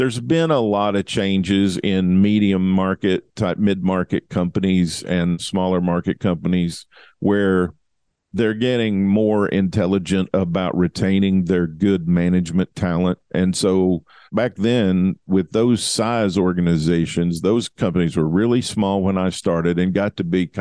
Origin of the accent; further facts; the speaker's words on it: Western Kentucky, United States; now in Columbia, Missouri, United States; I grew up in Western Kentucky